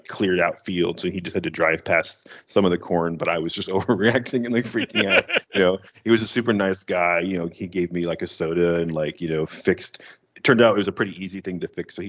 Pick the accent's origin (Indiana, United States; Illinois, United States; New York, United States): New York, United States; Western; We're from Western New York